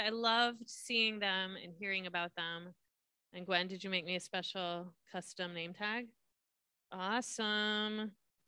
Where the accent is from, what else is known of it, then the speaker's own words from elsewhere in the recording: Southern California, United States; I grew up in Southern California